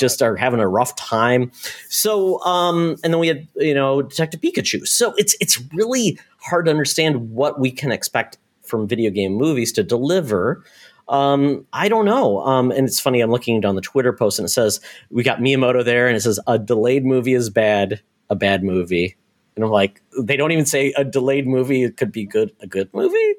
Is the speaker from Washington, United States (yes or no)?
no; Michigan, United States; I grew up in Michigan, very close to Windsor, that area